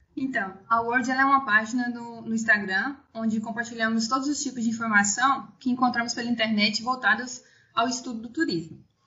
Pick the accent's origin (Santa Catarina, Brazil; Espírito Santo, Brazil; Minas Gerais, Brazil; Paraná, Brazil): Minas Gerais, Brazil; interior of; moved away as an adult; also born or lived in Ouro Preto; eu sou do interior de Minas Gerais, na cidade de Pitani